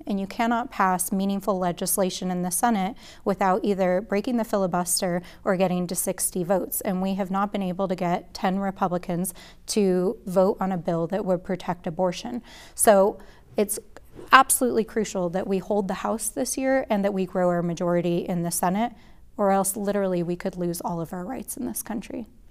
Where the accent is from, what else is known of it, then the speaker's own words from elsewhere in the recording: Albuquerque, New Mexico, United States; as somebody who grew up in a working class family right here in Albuquerque, I grew up in the North Valley and the West Side